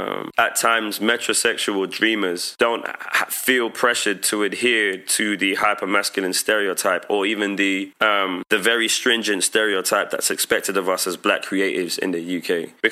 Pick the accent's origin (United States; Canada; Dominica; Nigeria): Dominica; Like, I frequently went to Dominica, and the beauty of that was that I saw the cool in my home country.